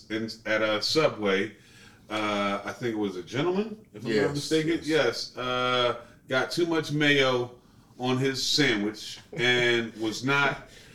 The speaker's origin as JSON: {"language": "English", "town": "Philadelphia", "region": "Pennsylvania", "country": "United States", "said": "we're from Philadelphia. You know, we got cheesesteaks."}